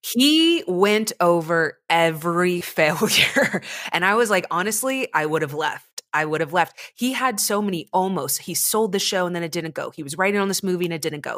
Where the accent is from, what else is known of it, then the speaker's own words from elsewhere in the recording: United States; growing up in America